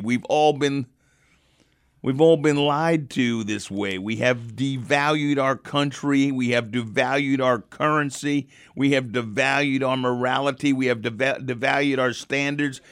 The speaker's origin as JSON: {"language": "English", "country": "United States", "also_born_or_lived": "London", "said": "I'm from the United States."}